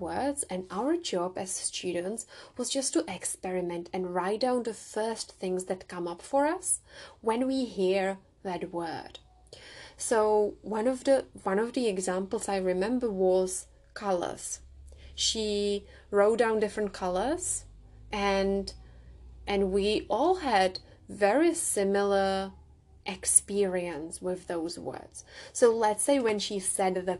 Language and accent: English; Czechia; first language Czech; English is a second language; moved away; also born or lived in Prague; English is not my first language. I grew up in the Czech Republic, and Czech is my first language